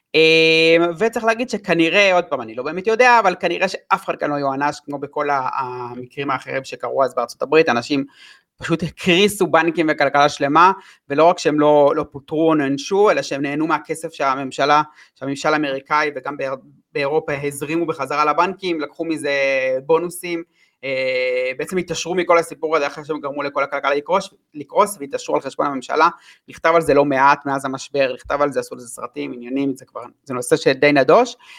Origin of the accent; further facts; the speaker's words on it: Israel; אני בתור ישראלי